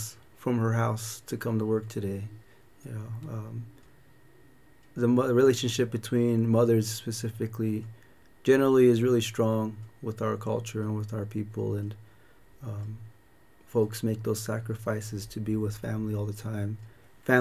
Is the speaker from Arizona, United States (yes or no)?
yes; Chinle, Arizona, United States; also born or lived in Alamo, New Mexico; I was born here in Chinle and raised in Canyon de Chelly, and currently reside with my father and my grandmother on the Canyon Rim.